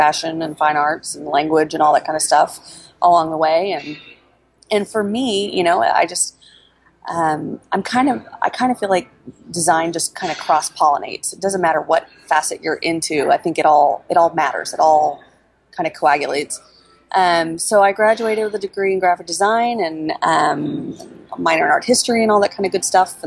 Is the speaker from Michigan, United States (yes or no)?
no; Oklahoma City, Oklahoma, United States; I was born and raised in Oklahoma City